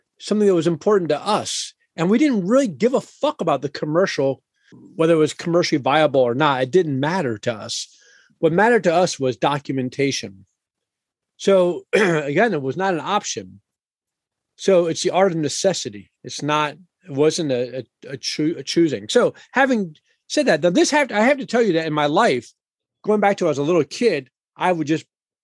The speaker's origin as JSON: {"language": "English", "town": "Washington", "region": "District of Columbia", "country": "United States", "said": "I'm a fifth generation Washingtonian"}